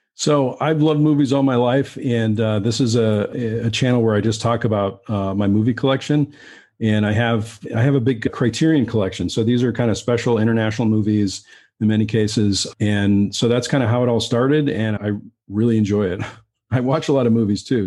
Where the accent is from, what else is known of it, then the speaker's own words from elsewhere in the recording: Western Massachusetts, United States; also born or lived in Keene, New Hampshire; I, I grew up in Western Massachusetts, and I, I went to school in Keene, New Hampshire